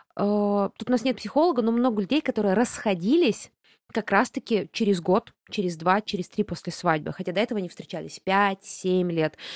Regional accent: Buryatia, Russia; я бурятка, а значит, у меня родни пол Бурятии минимум

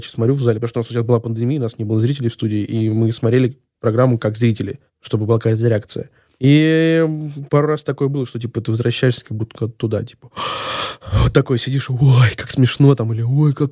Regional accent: Saint Petersburg, Russia; Ну, наверное, так как, типа, я из Санкт-Петербурга, за «Зенит».

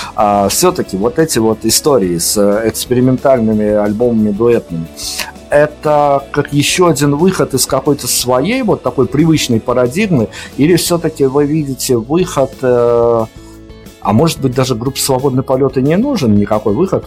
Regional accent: Belarus; мы-то, как белорусы

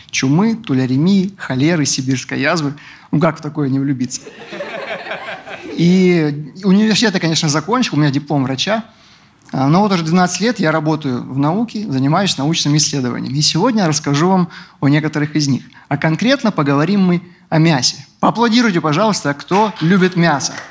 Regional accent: Rostov-on-Don, Rostov Oblast, Russia; also born or lived in Caucasus; Я из Ростова-на-Дону.

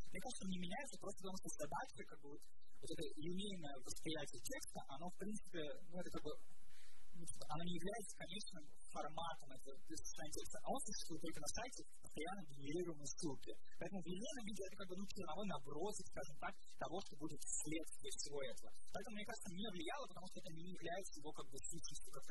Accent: Saint Petersburg, Russia; я из Петербурга

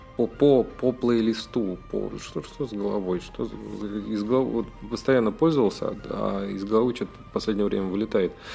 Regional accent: Russia; Я из России, и я россиянин, всю жизнь прожил в России

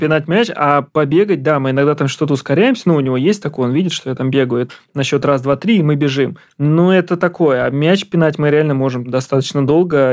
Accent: Ramenskoye, Moscow Oblast, Russia; я из Раменского, например, у нас там был изначально прям футбол

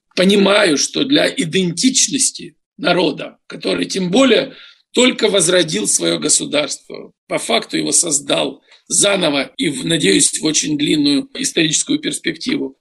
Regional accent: Kyiv, Ukraine; moved away; also born or lived in Moscow; я родился, вырос в Киеве, сформировался

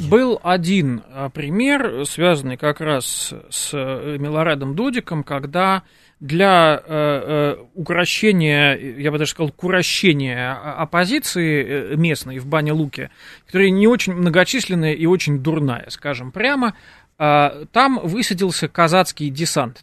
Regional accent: Moscow, Russia; нам уже москвичам

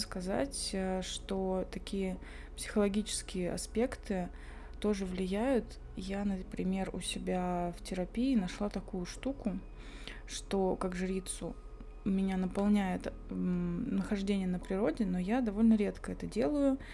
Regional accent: Belovo, Kemerovo Oblast, Russia; now in Tomsk, Russia; я выросла в Белово, Кемеровской области, небольшой городок

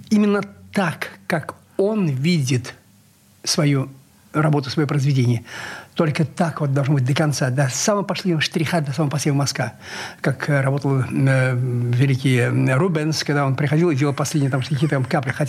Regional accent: Saint Petersburg, Russia; Я счастлив, что я, что я ленинградец.

